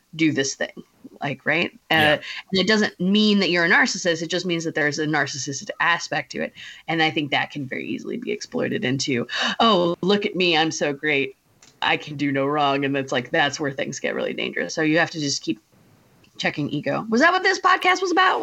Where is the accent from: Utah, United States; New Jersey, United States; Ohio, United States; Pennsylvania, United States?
Ohio, United States; moved away; also born or lived in Michigan; I'm from Ohio originally, so we stayed Midwest.